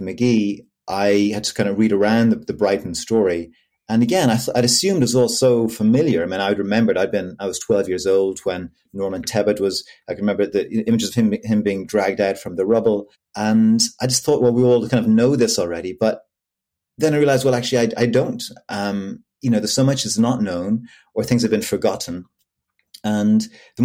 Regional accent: Dublin, Leinster, Ireland; moved away as an adult; also born or lived in Belfast; I'm from Dublin

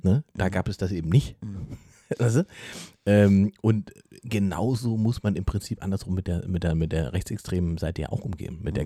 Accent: the East, eastern Germany, Germany; wo ich herkomme

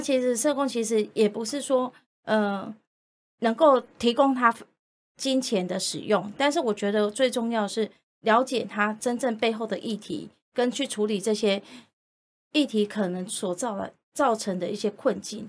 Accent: Yilan County, Taiwan; 我是来自于宜兰

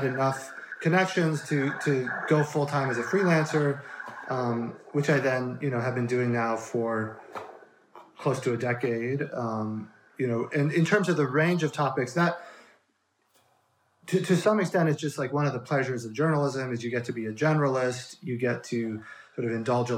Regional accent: Colorado, United States; moved away as an adult; also born or lived in Chicago / New York City; now in Bay Area, United States; I grew up in Colorado mostly, and then only moved to the Bay Area as an adult with my wife

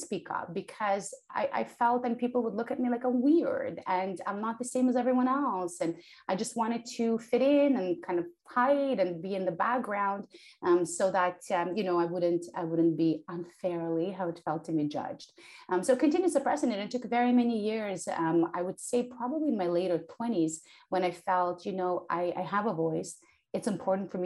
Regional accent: Ukraine; accent: thick accent; English is a second language; moved away; also born or lived in Soviet Union; I was born in the Soviet Union, and I was growing up in post-Soviet Ukraine

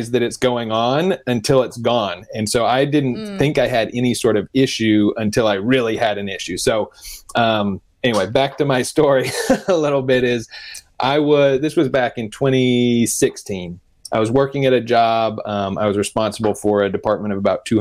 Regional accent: Denver, Colorado, United States; I grew up in Denver

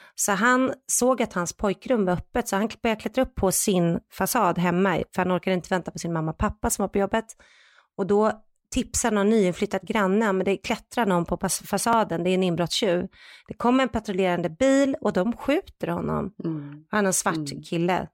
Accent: Sweden; moved away as an adult; now in United States; som svensk

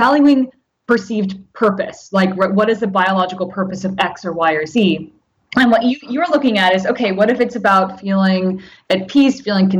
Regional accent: Japan; born there; I spent a lot of time traveling in Japan, and I was born in Japan.

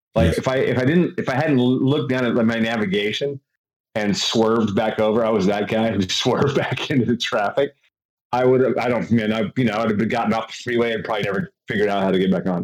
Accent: California, United States; I'm from California

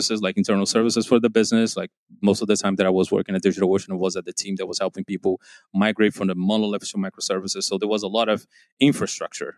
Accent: João Pessoa, Paraíba, Brazil; moved away; I left college, started to work for a local company back in João Pessoa.

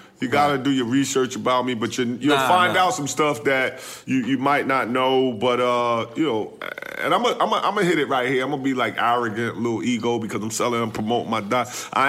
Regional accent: New York, United States; I'm from Left Rack City, man.

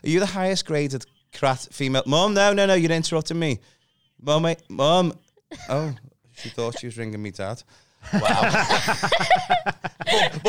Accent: Liverpool, North West England, United Kingdom; accent: Scouse; Toxteth. Okay. Sorry, it's posher than that. I'm from Toxteth.

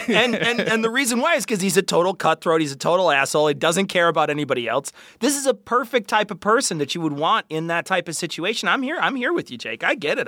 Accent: United States; I'm American

